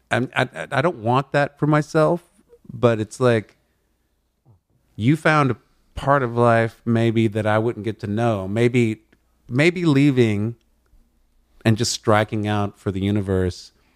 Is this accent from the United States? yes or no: yes; Amarillo, Texas, United States; also born or lived in New Orleans; now in Los Angeles, United States; i haven't been back to my hometown of amarillo west texas in a long time